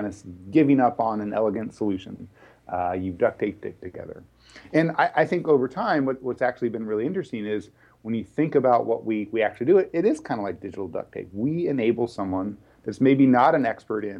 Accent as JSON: {"language": "English", "region": "Texas", "country": "United States", "moved": "yes", "lives_now": "Bay Area, United States", "said": "I'm originally from Texas."}